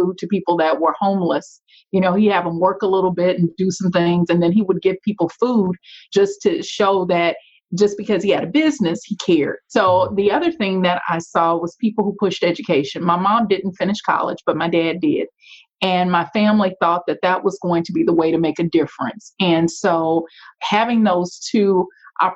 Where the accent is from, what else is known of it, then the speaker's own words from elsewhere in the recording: Shreveport, Louisiana, United States; moved away; You know, I grew up in Shreveport, Louisiana. So that's where you hear the accent.